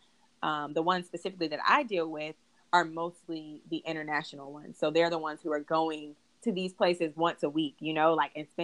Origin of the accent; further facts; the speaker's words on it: Charlotte, North Carolina, United States; moved away as an adult; now in Atlanta, United States; I'm from Charlotte, North Carolina